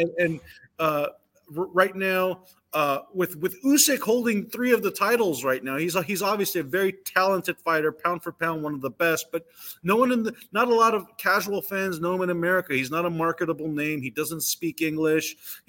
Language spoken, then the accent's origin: English; Los Angeles, California, United States; I grew up in California. I'm born and raised in Los Angeles.